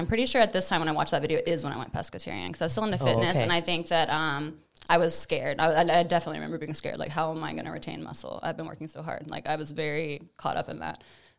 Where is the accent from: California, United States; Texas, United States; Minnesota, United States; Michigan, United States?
Texas, United States; Tomball; I grew up in Tomball, like on a farm with like land and like chickens.